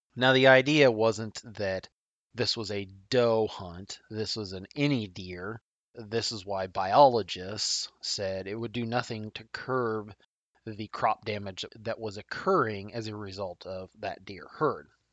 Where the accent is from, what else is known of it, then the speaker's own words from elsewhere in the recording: Nebraska, United States; my home state of Nebraska